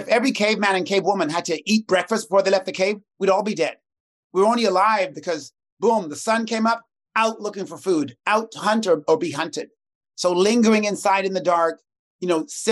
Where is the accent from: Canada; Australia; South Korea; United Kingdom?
Canada; Toronto, Ontario; I'm from Toronto